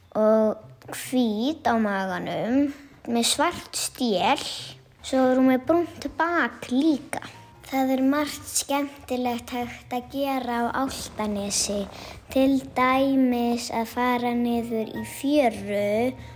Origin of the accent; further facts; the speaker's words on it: Álftanes, Capital Region, Iceland; ég er frá Ofldanesinu sem er á höfuborgarsvæðinu